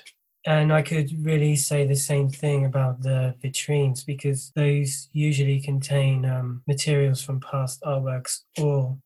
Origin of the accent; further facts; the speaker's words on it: Isle of Wight, South East England, United Kingdom; I grew up on the Isle of Wight